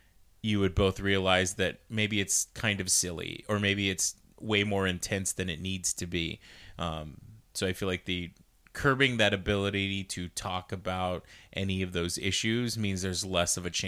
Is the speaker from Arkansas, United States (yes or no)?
yes; Arkansas, United States; We are from Arkansas.